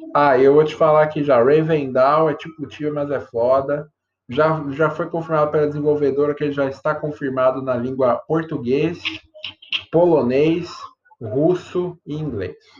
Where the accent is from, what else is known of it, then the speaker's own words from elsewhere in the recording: Brazil; A gente é brasileiro